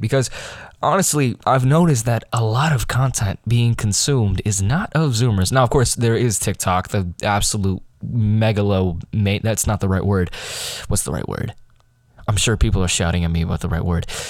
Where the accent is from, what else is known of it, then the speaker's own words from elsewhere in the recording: United States; I'm American